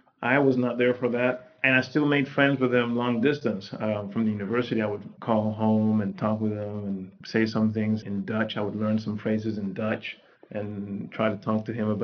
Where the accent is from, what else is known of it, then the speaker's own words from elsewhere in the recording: Panama; English is a second language; now in United States; growing up in Panama